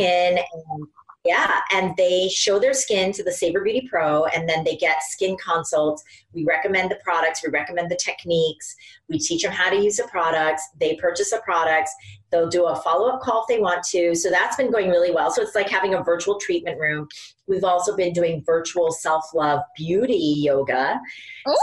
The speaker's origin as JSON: {"language": "English", "region": "Iowa", "country": "United States", "tie": "born or raised there", "moved": "yes", "lives_now": "New York, United States", "said": "I grew up in Iowa, there wasn't a lot of outside stimulation"}